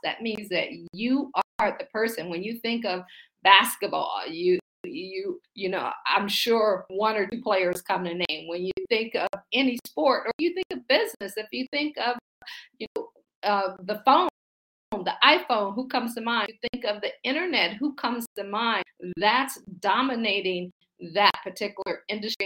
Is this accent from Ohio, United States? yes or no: yes; Akron, Ohio, United States; moved away as an adult; also born or lived in Baltimore / Boston / Pittsburgh; now in Washington, D.C., United States; I'm from Akron, Ohio. I say I grew up shy, sheltered in church basically six days a week.